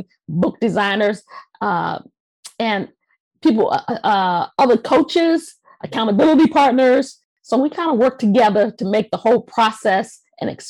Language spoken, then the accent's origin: English; Washington, District of Columbia, United States; moved away as an adult; now in Mitchellville, United States; I was born and raised in Washington, D.C., and after I got married, we moved out to the suburbs out into Maryland here